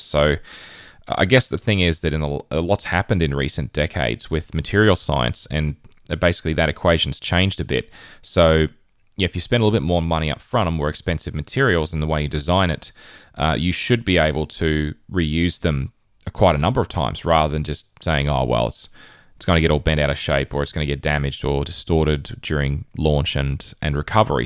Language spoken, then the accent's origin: English; Queensland, Australia; in northern Queensland, um, in my home state in Australia.